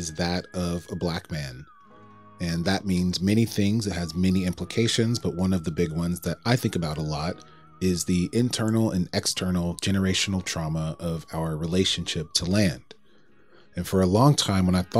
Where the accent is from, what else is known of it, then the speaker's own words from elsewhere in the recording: Atlanta, Georgia, United States; my hometown of Atlanta, Georgia